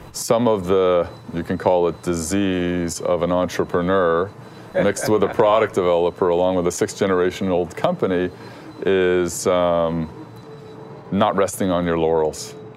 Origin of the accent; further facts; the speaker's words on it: Canada; as a Canadian